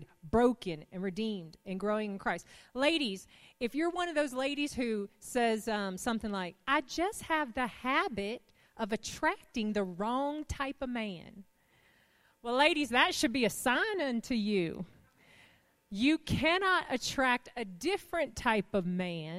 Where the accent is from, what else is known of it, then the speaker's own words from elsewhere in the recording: the South, United States; we're from the South